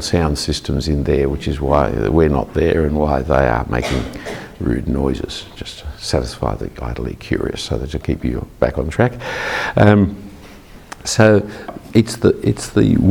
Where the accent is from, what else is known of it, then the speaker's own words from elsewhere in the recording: Australia; I'm an Australian Anglican